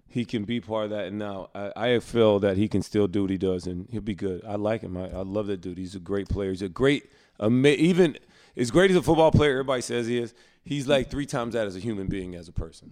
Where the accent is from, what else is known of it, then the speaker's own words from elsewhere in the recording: North Carolina, United States; we're from North Carolina